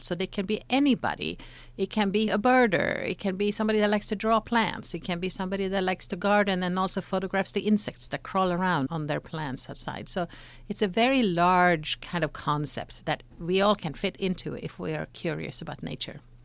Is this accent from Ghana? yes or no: no; Sweden; moved away as an adult; now in United States; I grew up in Sweden